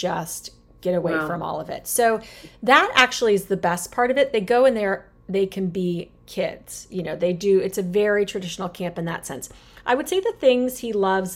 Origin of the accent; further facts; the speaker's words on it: Arizona, United States; now in Chesapeake Bay, United States; I grew up in Arizona. Very different than the Chesapeake Bay, where I am living now